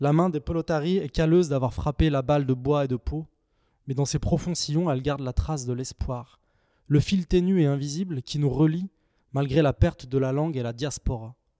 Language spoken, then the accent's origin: French; Saint-Étienne, Auvergne-Rhône-Alpes, France; Je suis né et je vis à Saint-Étienne